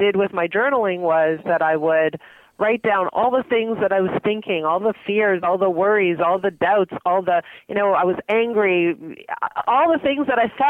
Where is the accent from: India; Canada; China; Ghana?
Canada; Montreal, Quebec; now in Toronto, Canada; I grew up in Montreal